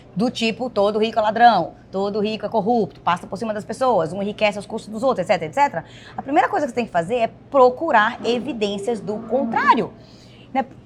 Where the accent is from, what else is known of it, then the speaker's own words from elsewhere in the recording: Bahia, Brazil; moved away as an adult; now in United States; esposa do Gustavo, sou daqui do Nordeste, da Bahia